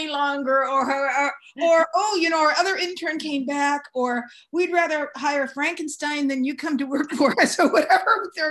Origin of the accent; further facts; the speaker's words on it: San Francisco, California, United States; also born or lived in Marin County, California; I grew up in San Francisco. I grew up in Marin